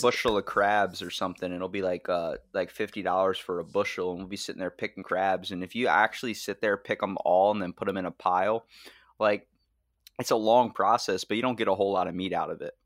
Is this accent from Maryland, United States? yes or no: yes; Maryland, United States; I'm from Maryland